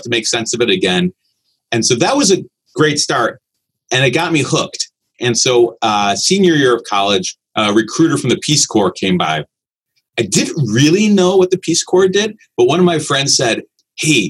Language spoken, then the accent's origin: English; Chicago, Illinois, United States; I was born and raised in Chicago